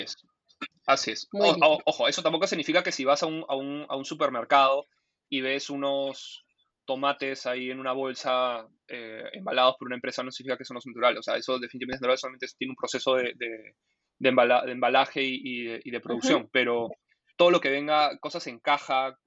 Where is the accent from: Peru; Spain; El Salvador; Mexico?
Peru; mi país